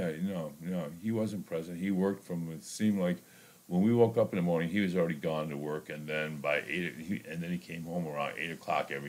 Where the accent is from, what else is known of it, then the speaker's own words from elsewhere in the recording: Chicago, Illinois, United States; I think growing up in Chicago, it was um, it was pretty simple and, it was pretty innocent.